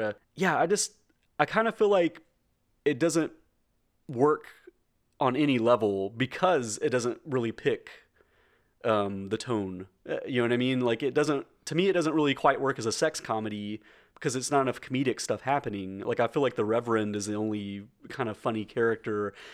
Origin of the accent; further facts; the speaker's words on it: rural Middle Tennessee, United States; We, we, we are both from rural Middle T-, Middle Tennessee.